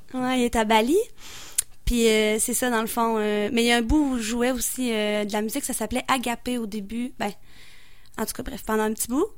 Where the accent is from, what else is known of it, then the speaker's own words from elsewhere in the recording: Beauce, Quebec, Canada; je viens de la Beauce